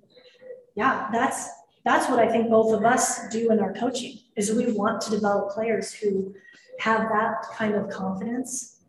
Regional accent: Denver, Colorado, United States; moved away as an adult; also born or lived in Utah; this was in my hometown. We were at Mile High Stadium in Denver, Colorado.

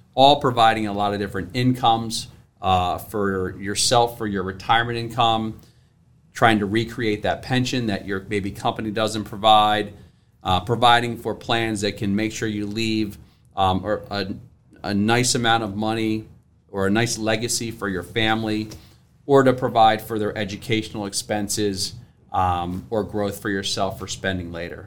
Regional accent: Salisbury, Maryland, United States; moved away as an adult; also born or lived in Philadelphia area; now in Philadelphia, United States; I'm from the, uh, from Maryland, uh, down near Ocean City, Salisbury, Maryland, about three hours from here. So, uh, I didn't grow up here

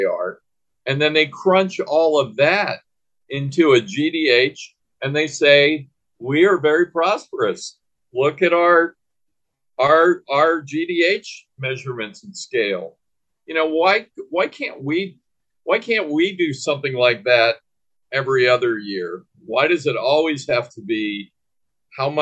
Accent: San Diego, California, United States; moved away; also born or lived in Washington, D.C.; I grew up in San Diego, California, part of my life. I'm a native Washingtonian. I was born in D.C., but from the age of about 5 years old until I was a teenager, I lived in San Diego

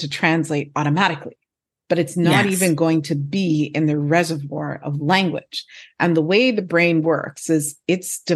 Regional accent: Montreal, Quebec, Canada; first language English; moved away; also born or lived in Turks and Caicos; I was born in Montreal, which is in Quebec, which is the French-speaking province of Canada, I actually went to school in French before I went to school in English

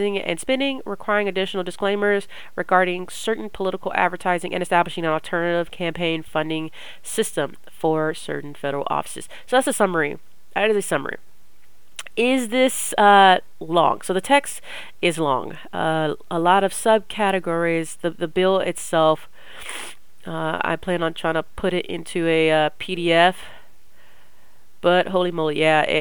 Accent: Texas, United States; I'm from Texas

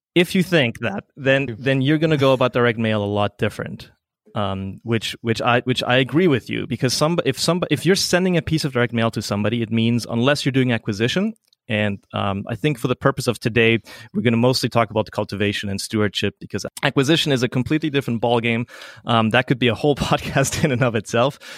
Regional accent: Paraguay; moved away; I grew up in South America. My mom was a Swiss nurse who went to Paraguay

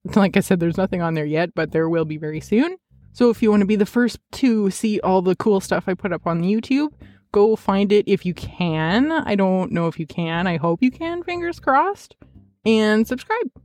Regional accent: Canada; I'm Canadian

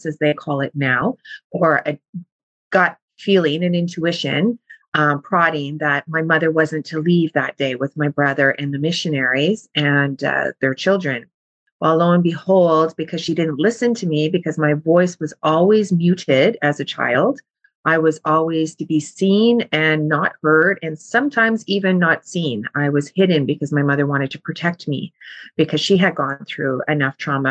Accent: Thunder Bay, Ontario, Canada; I'm from Thunder Bay.

